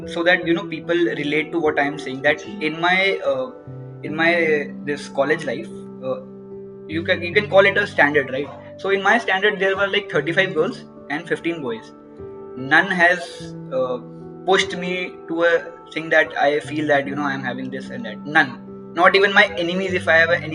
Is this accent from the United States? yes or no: no; near Katra, Jammu and Kashmir, India; Like I was in Sri Mata Vaishno Devi University. It is near to my hometown only, Katra